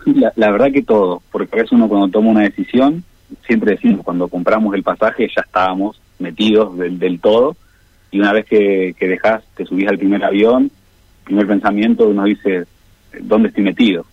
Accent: Argentina

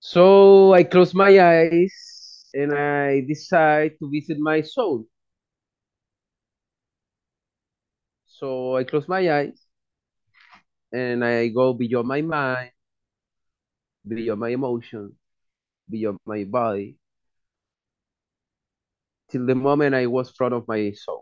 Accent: Chile; moved away as an adult; now in Europe; I am from Chile. I am in Europe the last 7 years and a half.

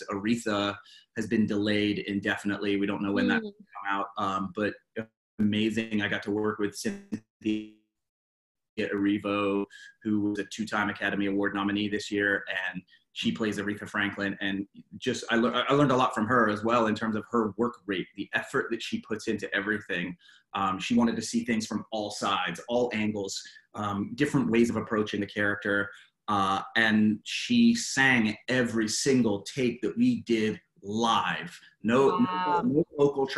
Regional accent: England, United Kingdom; also born or lived in Los Angeles, United States; now in Atlanta, United States; I was born and raised in England, and I've lived the majority of my life in the United States.

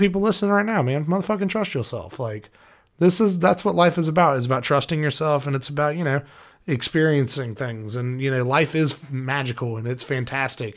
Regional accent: United States; as an American

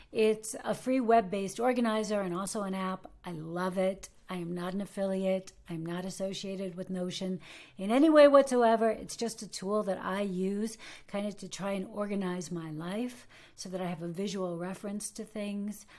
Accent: United States; now in Germany

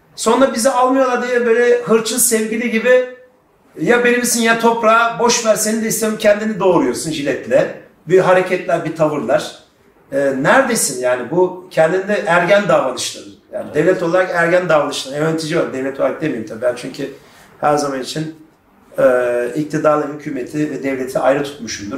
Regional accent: Turkey; Ben Türk'üm

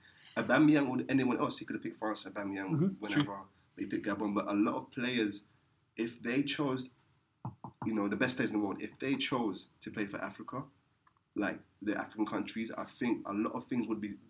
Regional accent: England, United Kingdom; I'm English

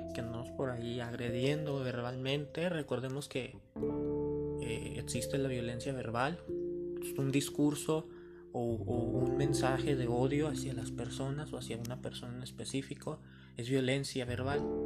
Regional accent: Mexico; como mexicanos, ¿verdad? Tenemos dichos

